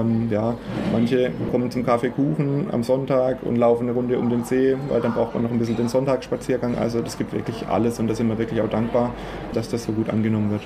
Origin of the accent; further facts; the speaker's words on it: Fischerbach, Baden-Württemberg, Germany; ich bin auf dem Hof, auf dem Ramsteiner Hof in Fischerbach aufgewachsen